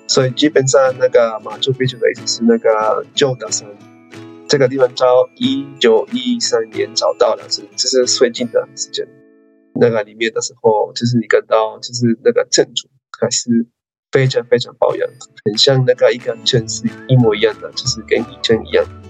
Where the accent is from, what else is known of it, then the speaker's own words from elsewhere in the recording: Peru; Chinese is a second language; now in Taiwan; 是秘鲁人